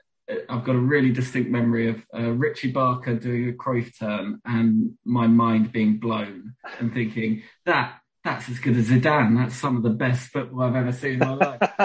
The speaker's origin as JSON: {"language": "English", "region": "London", "country": "United Kingdom", "tie": "born or raised there", "said": "where I grew up in North London, it was all Arsenal and Tottenham."}